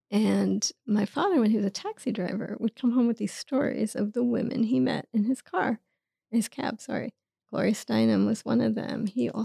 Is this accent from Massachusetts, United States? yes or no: no; New York City, New York, United States; I grew up in Queens, and my father was a New York City taxi driver, checker cab. My mother was a cashier.